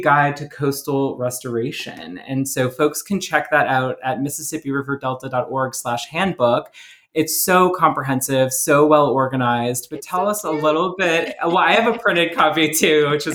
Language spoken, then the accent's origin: English; New Orleans, Louisiana, United States; now in Minnesota, United States; I'm from New Orleans